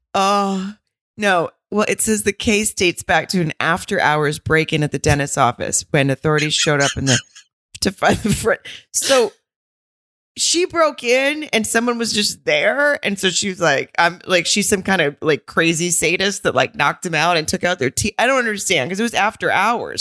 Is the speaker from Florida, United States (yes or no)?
no; Arkansas, United States; I'm from Arkansas